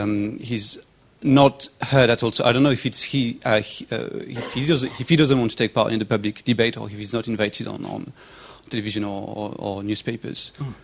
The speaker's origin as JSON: {"language": "English", "country": "France", "moved": "as an adult", "lives_now": "United Kingdom", "said": "so I'm from France, but I've been here for a few years now already."}